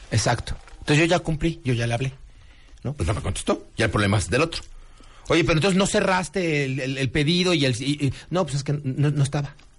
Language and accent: Spanish; Mexico; somos los mexicanos